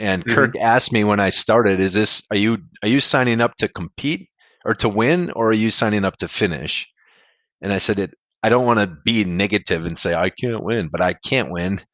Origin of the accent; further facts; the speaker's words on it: Mayville, Wisconsin, United States; I grew up in Mayville